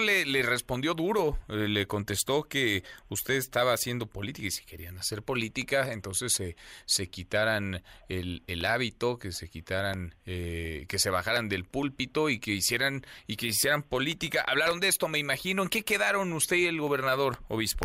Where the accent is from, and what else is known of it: Mexico